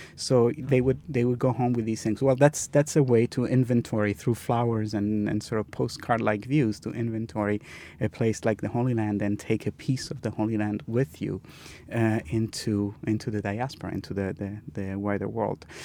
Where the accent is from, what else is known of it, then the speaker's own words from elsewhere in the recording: Milan, Lombardy, Italy; I grew up in Milan